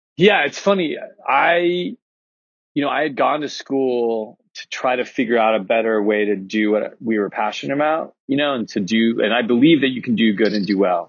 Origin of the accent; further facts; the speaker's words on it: Laguna Niguel, California, United States; I grew up in Laguna Niguel